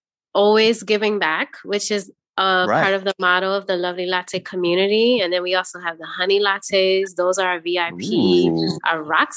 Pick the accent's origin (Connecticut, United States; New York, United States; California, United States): New York, United States; New York City; also born or lived in Chicago; now in Wisconsin, United States; I didn't. I'm actually a transplant. So if you're going way, way back, we're going back to New York City. And then I was in Chi-Town. What up, Chi-Town? I was Chicago.